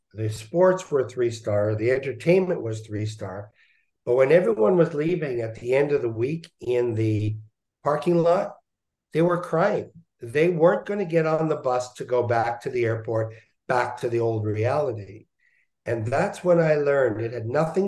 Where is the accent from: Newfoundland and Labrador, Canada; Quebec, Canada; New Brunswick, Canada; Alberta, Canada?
Quebec, Canada; Montreal; I was born in Montreal